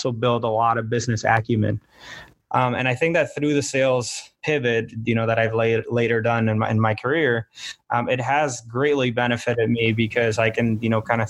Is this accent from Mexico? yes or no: no; Puerto Rico; now in Miami, United States; I'm from Puerto Rico